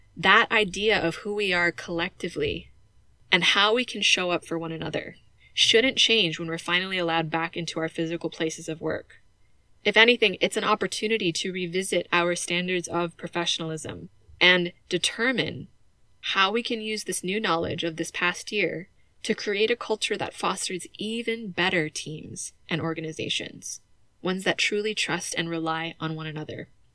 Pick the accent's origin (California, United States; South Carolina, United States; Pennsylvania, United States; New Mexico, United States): California, United States; moved away; the house they raised me in back in my home state of California